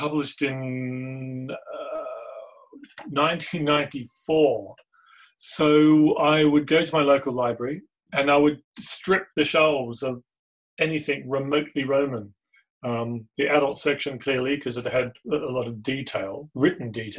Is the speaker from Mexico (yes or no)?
no; Australia; Growing up in Australia